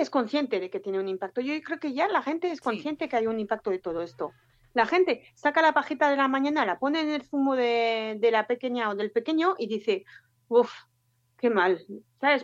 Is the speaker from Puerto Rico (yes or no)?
no; France; moved away as an adult; now in Bilbao, Spain; soy francesa, pero llevo ya casi 15 años, 14 años